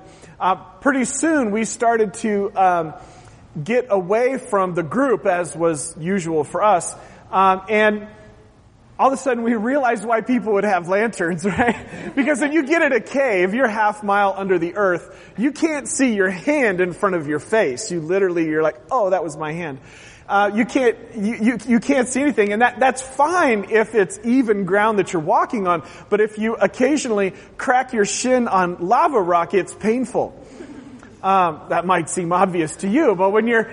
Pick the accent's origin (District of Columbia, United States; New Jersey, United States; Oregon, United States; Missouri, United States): Oregon, United States; moved away; I grew up in Oregon